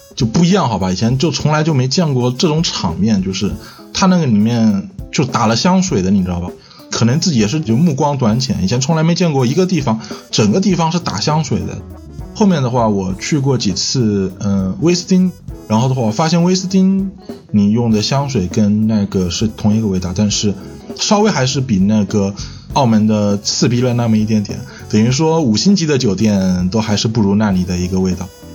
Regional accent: Chongqing, China; 现在的话是住在重庆市啊，我也是重庆人

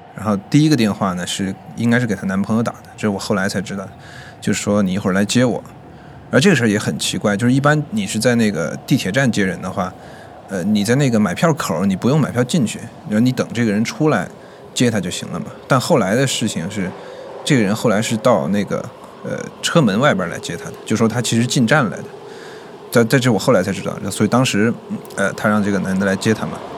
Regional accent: Chongqing, China; moved away as an adult; now in Beijing, China; 今年二十三岁，然后我是重庆人，在北京大概四年多了吧

